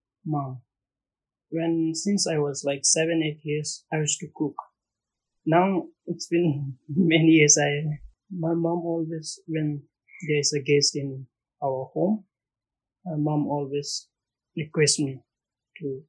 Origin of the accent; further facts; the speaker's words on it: Bhutan; moved away as an adult; now in Maldives; I'm from Bhutan.